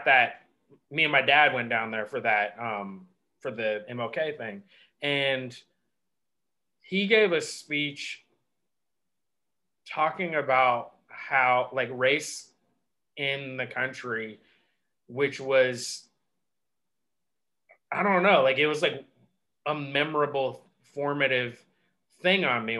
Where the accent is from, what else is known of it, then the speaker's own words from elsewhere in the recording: Seattle, Washington, United States; I'm from Seattle